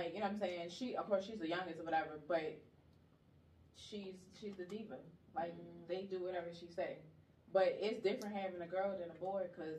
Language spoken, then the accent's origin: English; Washington, District of Columbia, United States; I'm originally from Washington, D.C.